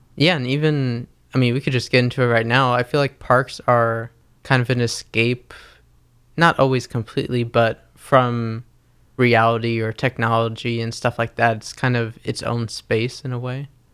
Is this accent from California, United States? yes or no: no; New York City, New York, United States; we grew up near Van Cortlandt Park, which is the third biggest park in the city